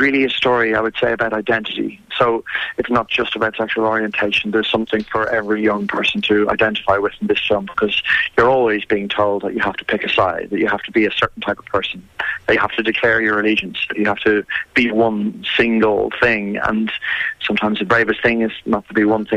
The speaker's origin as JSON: {"language": "English", "country": "Ireland", "tie": "born or raised there", "said": "I grew up in Ireland in the 80s and went to a school very similar to this"}